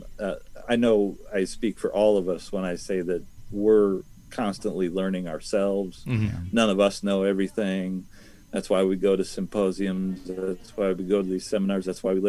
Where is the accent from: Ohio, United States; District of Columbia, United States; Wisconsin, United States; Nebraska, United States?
Ohio, United States; also born or lived in New Jersey; now in Virginia, United States; I may have been born in New Jersey, but I was raised in Ohio, where we had 18 to 24 inches of topsoil.